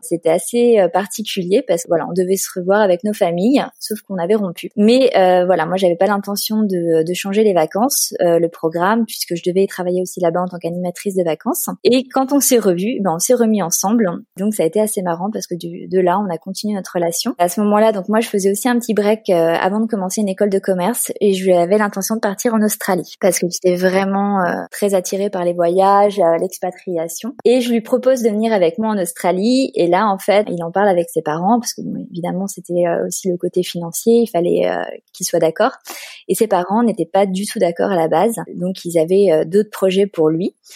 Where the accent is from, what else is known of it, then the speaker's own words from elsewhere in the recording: Paris, Île-de-France, France; moved away as an adult; also born or lived in Turin, Italy / Bologna, Italy / Lausanne, Switzerland / Geneva, Switzerland; now in Barcelona, Spain; je suis originaire de Paris